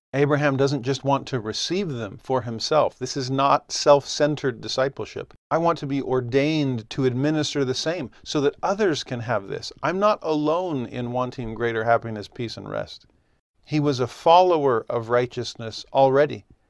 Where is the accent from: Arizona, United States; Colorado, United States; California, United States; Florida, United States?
California, United States; Southern; moved away as an adult; also born or lived in Puerto Rico / Nashville, Tennessee; I grew up in Southern California